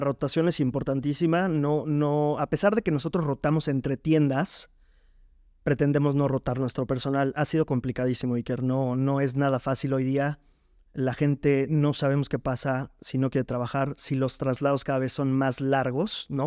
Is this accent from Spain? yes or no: no; Jarocho, Veracruz, Mexico; now in Puebla, Mexico; somos, somos jarochos